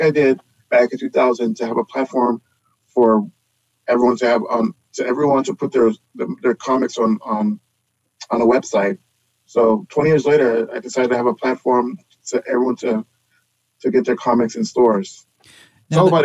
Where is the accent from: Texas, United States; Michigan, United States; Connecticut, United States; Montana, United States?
Texas, United States; Houston; I'm from Houston